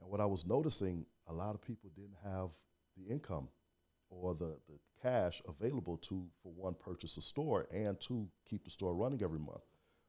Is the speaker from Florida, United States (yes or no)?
yes; Miami, Florida, United States; also born or lived in Haiti (ancestry) / Alabama / Iowa; Born and raised in Miami, Florida. Attended college, Alabama A&M, and in Iowa. But after college, came back home